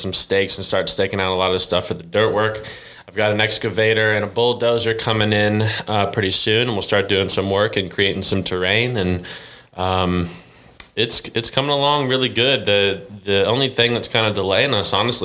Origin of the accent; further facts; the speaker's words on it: Cleveland, Ohio, United States; moved away as an adult; now in Arkansas, United States; growing up in Cleveland